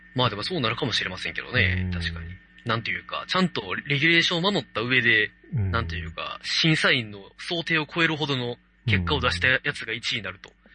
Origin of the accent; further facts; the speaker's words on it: Kansai, Japan; accent: Kansai dialect; 関西の人間なので